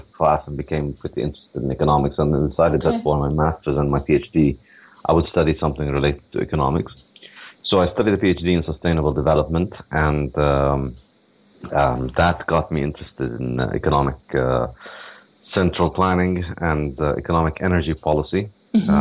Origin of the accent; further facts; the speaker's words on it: Ramallah, West Bank, Palestine; moved away as an adult; also born or lived in New York, United States; now in Beirut, Lebanon; originally I grew up in Ramallah in the West Bank in Palestine